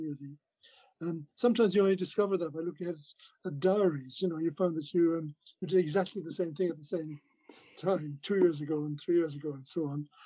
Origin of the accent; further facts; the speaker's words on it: Ireland; now in England; I was growing up in Ireland with a, a, mother from Manchester